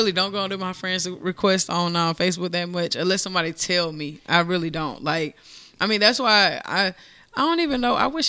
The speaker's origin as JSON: {"language": "English", "town": "Monterey", "region": "California", "country": "United States", "tie": "born there", "said": "So I was born in Monterey, California."}